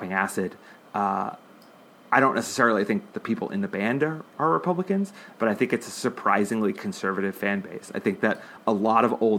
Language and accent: English; Massachusetts, United States; moved away as an adult; now in California, United States; I'm from Massachusetts, and it's like, it's an obnoxious sports town